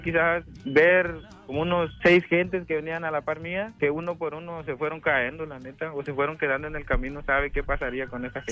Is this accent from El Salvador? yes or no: yes; El Salvador; moved away; Yo soy salvadoreño